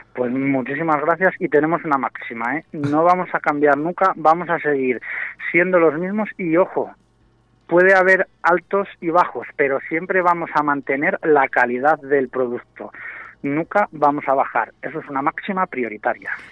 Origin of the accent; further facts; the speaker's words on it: Valladolid, Castile and León, Spain; now in Arroyo de la Encomienda, Spain; yo soy de Valladolid